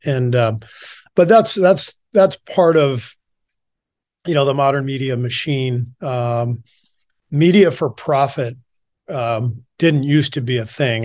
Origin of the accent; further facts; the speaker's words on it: Los Angeles, California, United States; also born or lived in Beirut, Lebanon / Cairo, Egypt / France; most of my childhood was spent in L